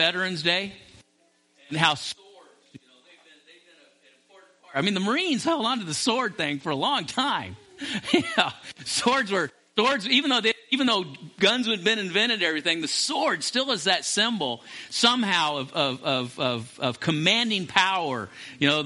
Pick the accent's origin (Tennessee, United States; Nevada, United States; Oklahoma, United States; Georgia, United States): Nevada, United States; Las Vegas; I grew up in Las Vegas as a teenager